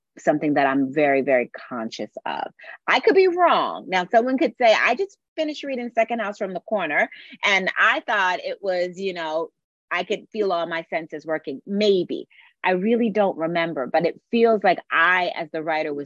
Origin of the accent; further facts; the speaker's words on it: Philadelphia, Pennsylvania, United States; also born or lived in Springfield, New Jersey; now in Virginia, United States; I'm from Philadelphia